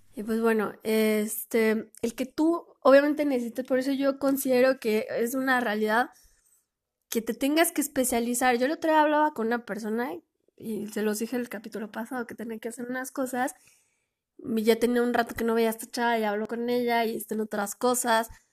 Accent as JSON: {"language": "Spanish", "country": "Mexico", "said": "yo no soy de Oaxaca, pero sí soy de México"}